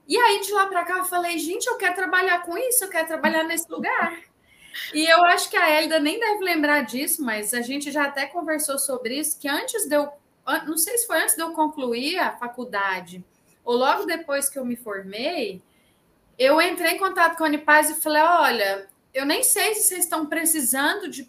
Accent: Goiânia, Goiás, Brazil; now in João Pessoa, Brazil; Estou em João Pessoa, na Paraíba, mas sou goiana goianiense.

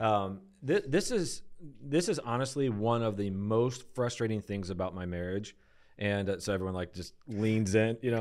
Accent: Detroit, Michigan, United States; moved away; I grew up on such flat, Detroit

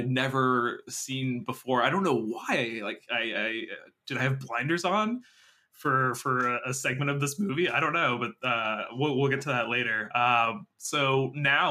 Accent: Canada; We're Canadian

